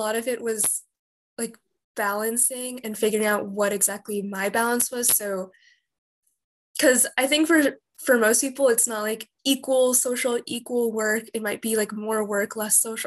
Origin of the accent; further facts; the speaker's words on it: Southern California, United States; moved away as an adult; now in San Francisco, United States; I'm not from like the Bay Area, I'm from Southern California